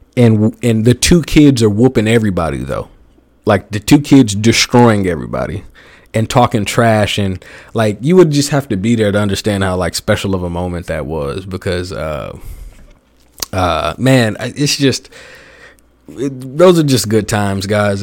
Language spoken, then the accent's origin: English; the South, United States; growing up in the South